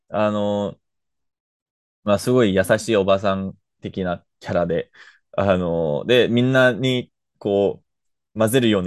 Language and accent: Japanese; Canada; 僕のみたいな、なんか、あの、カナダ生まれ育ちのルーマニア人じゃなくて、